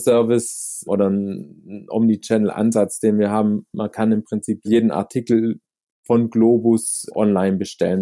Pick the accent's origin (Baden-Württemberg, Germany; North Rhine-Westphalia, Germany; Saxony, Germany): Baden-Württemberg, Germany; near Stuttgart; moved away as an adult; now in Zurich, Switzerland; wie man hört, komme ich aus, aus Deutschland, aus dem süddeutschen Raum, aus der Nähe von Stuttgart und lebe aber mittlerweile seit zwölf Jahren in Zürich